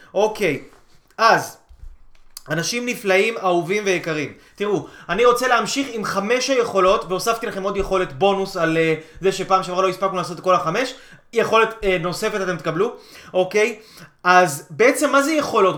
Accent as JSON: {"language": "Hebrew", "country": "Israel"}